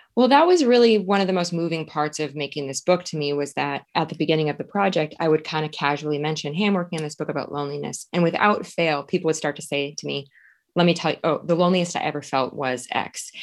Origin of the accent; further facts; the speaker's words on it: Suring, Wisconsin, United States; moved away as an adult; I grew up as a ten-year-old dummy in a very rural town in Wisconsin